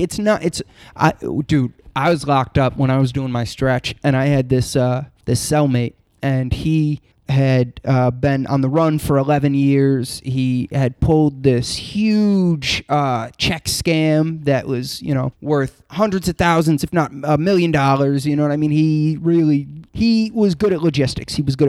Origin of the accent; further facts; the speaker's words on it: Florida, United States; Oh, the millions of growing up in Florida.